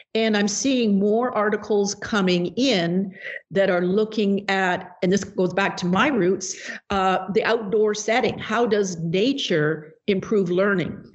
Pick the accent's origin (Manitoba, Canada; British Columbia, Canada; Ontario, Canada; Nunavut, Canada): British Columbia, Canada; moved away as an adult; also born or lived in Hong Kong / California / Baltimore, Maryland; now in Bellingham, United States; i taught the, those subjects in my hometown in British Columbia, Canada